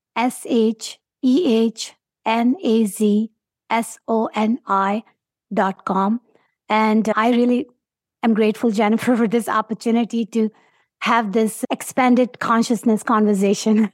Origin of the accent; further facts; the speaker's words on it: Pakistan; English is a second language; moved away as an adult; now in United States; I'm from Pakistan